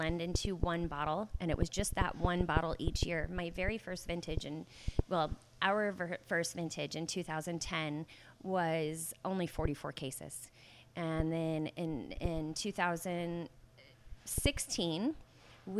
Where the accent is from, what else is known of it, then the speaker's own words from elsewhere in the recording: Guerneville, California, United States; I grew up in Guerneville, and Guerneville is right in the heart of wine country.